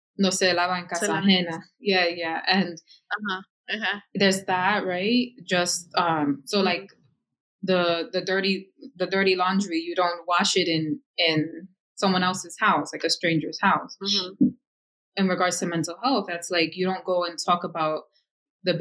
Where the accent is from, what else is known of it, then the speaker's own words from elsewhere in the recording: Yonkers, New York, United States; here in my hometown of Yonkers